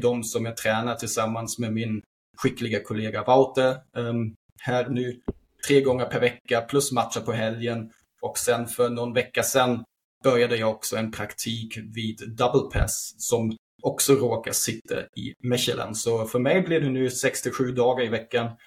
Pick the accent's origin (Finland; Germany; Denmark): Germany; Berlin; also born or lived in Sweden; now in Belgium; jag är född 1989 i Berlin. Och ja, det som händer sen när man växer upp som ung kille i Tyskland